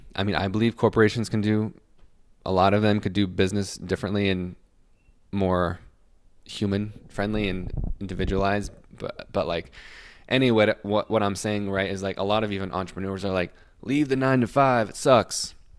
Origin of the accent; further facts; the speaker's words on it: Salt Lake City, Utah, United States; I'm from Salt Lake City